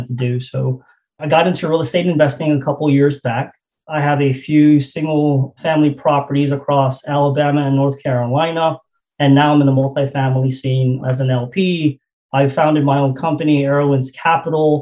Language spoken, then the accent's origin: English; Guam; moved away as an adult; I'm born and raised in Guam. It's a U.S. territory in the Pacific Islands. I was born and raised there until I was 25 years old